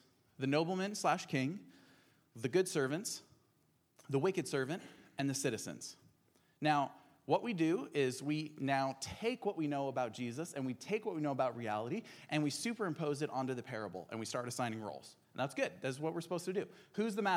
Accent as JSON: {"language": "English", "country": "Albania", "tie": "born or raised there", "moved": "yes", "lives_now": "Portland, United States", "said": "When I moved here from Albania, where I grew up"}